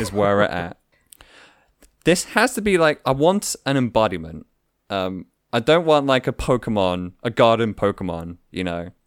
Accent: England, United Kingdom; I am an English dude

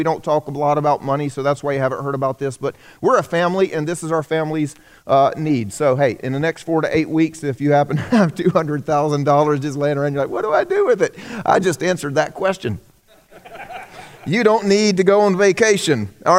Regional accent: the South, United States; I grew up here in the South.

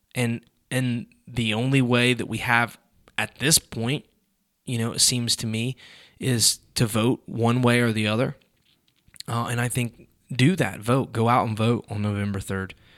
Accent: United States; I'm an American

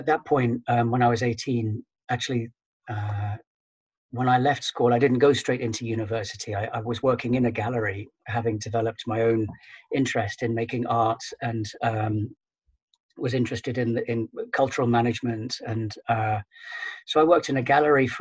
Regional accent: United Kingdom; moved away as an adult; now in Netherlands; I'm British and have been living in the Netherlands for around about 14 years now

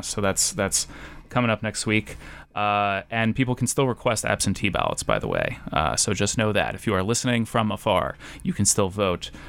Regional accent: New England, United States; now in Idaho, United States; I'm from New England

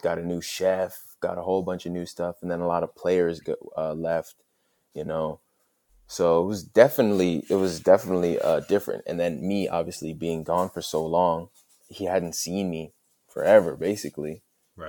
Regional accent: United States; moved away as an adult; now in Duisburg, Germany; like being back home for the first time, being on American soil

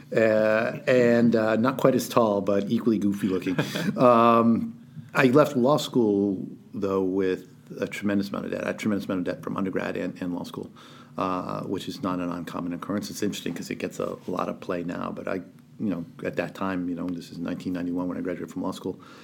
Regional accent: New London, Connecticut, United States; I grew up in New London, Connecticut.

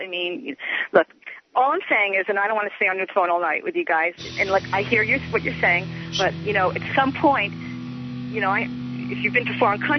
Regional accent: Hawaii, United States; I'm from Hawaii

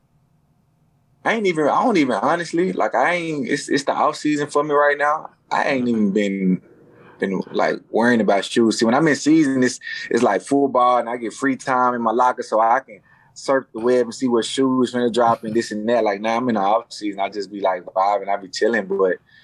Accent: Dallas, Texas, United States; I'm from Dallas

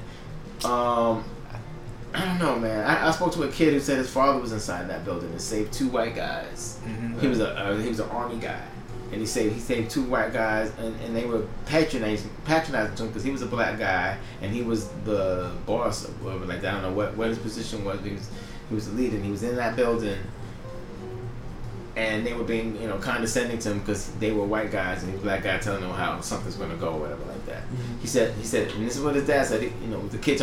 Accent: New York, United States; I'm from New York

